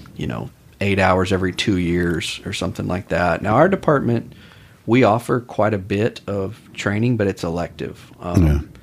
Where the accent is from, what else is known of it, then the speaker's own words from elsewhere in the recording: Austin, Texas, United States; I'm from Austin originally